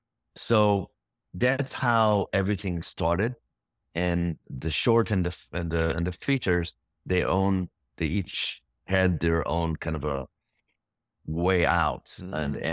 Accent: Israel; English is a second language; I came from Israel.

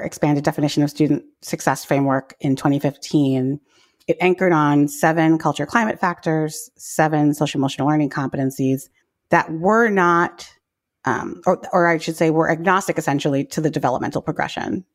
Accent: New York City, New York, United States; I grew up in New York City public schools in the eighties and nineties

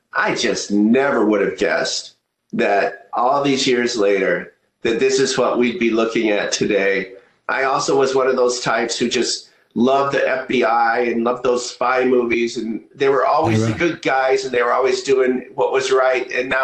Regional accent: Iowa, United States; I grew up in Iowa, beautiful place to, you know, raise a family. It's so innocent and quiet and beautiful, beautiful sunsets, beautiful skies. It's a lovely place to grow up.

